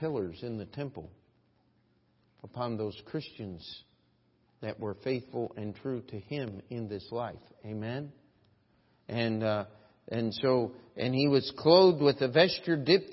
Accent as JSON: {"language": "English", "country": "United States", "said": "as an American"}